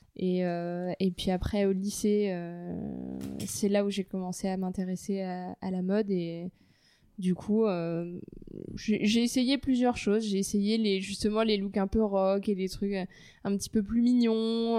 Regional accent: Paris, Île-de-France, France; je suis née à Paris j'ai grandi à Paris, donc 100% parisienne pure souche

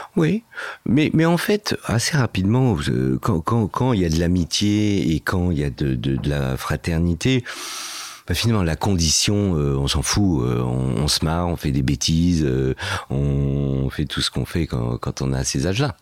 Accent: Fontenay-sous-Bois, Île-de-France, France; also born or lived in Casablanca, Morocco; j'ai grandi réellement à Fontenay-sous-Bois, voilà, dans le 94.

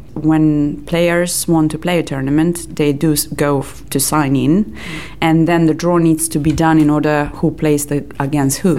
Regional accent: Serbia; English is a second language; I'm coming from Serbia.

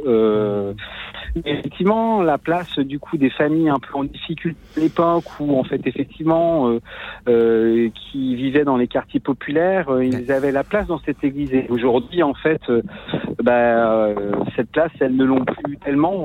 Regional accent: Lorient, Brittany, France; je suis de, de Lorient

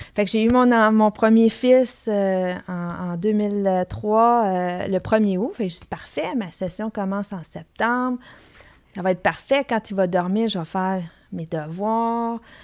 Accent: Sainte-Thérèse, Quebec, Canada; je, viens d'une famille qui, qui, reste dans le coin ici. je suis née à Sainte-Thérèse

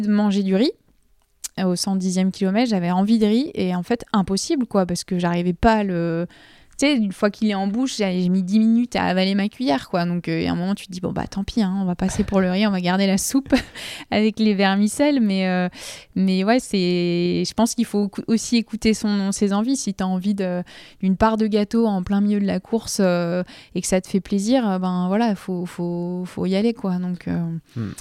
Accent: Nord, Hauts-de-France, France; Je suis nordiste

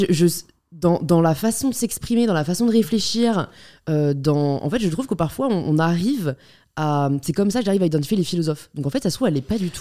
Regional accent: Paris, Île-de-France, France; j'ai grandi à Paris

